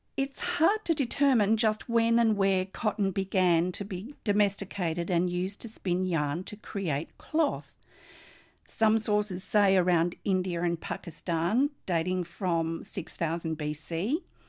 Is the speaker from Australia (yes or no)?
yes; Australia